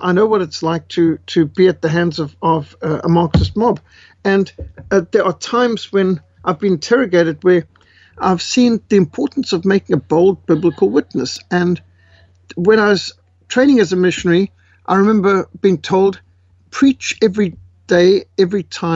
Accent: Zimbabwe; moved away; I was born in Africa, raised in war-torn Rhodesia

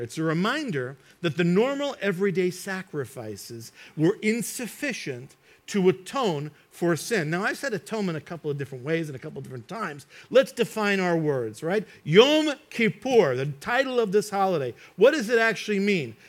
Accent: United States; I grew up in New York and New Jersey

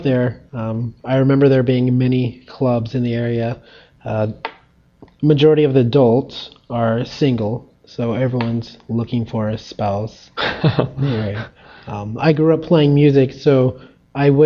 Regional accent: Tulsa, Oklahoma, United States; moved away; also born or lived in St. Louis, Missouri / Japan; I'm from Tulsa, Oklahoma. I was originally born in St. Louis, Missouri, but I spent most of my life in Tulsa, Oklahoma, and in Japan.

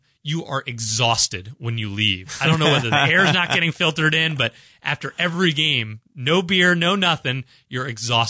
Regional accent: Washington, District of Columbia, United States; moved away as an adult; also born or lived in Syracuse, New York; now in Kansas City, United States; I grew up in Washington, D.C., in the Maryland, D.C. region, and then went to Syracuse, so stayed on the East Coast for kind of my entire life. And then 7 years ago, moved here to KC on a whim for a job opportunity.

